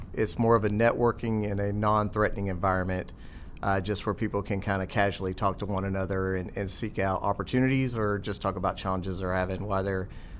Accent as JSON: {"language": "English", "region": "North Carolina", "country": "United States", "tie": "born or raised there", "also_born_or_lived": "Los Alamitos, California", "said": "So I was born in Los Alamitos, California, typical Navy brat, so I don't have a home. I traveled around, and then we settled in North Carolina, where my dad was a Navy recruiter."}